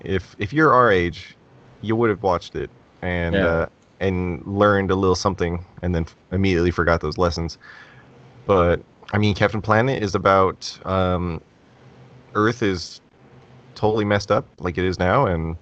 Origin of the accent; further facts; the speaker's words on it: United States; I'm American.